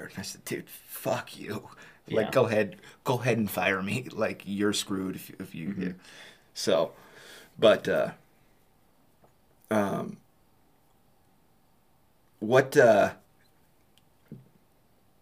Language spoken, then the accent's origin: English; California, United States; moved away; also born or lived in Wyoming; we were born and raised in California.